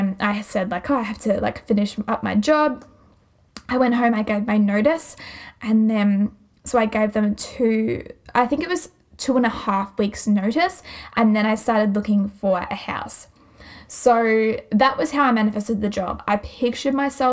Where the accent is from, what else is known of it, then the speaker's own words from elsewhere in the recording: Glenrowan, Victoria, Australia; where I live, like where my hometown is beautiful. Glen Rowan is amazing.